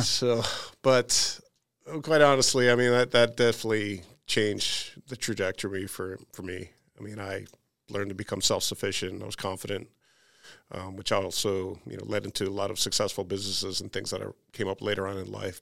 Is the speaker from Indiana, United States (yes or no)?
no; outside of Chicago, Illinois, United States; I grew up outside of Chicago